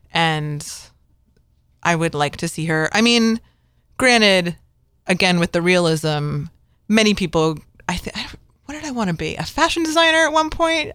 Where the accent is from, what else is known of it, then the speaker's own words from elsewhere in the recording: Connecticut, United States; growing up in, you know, the East Coast and growing up in Connecticut